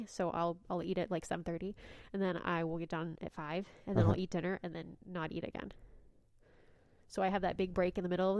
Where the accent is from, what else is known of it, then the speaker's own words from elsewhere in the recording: Lincoln, Nebraska, United States; moved away as an adult; also born or lived in Texas; now in Oklahoma City, United States; I grew up in Nebraska